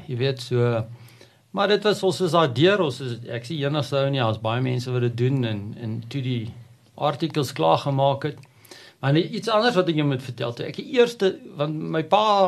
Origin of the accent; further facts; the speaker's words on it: Prieska, Northern Cape, South Africa; moved away; ek word het op die platteland groot geword, 'n amazing plek, ehm, 'n um, dorpie al langs die Oranje rivier Prieska in die Noord-Kaap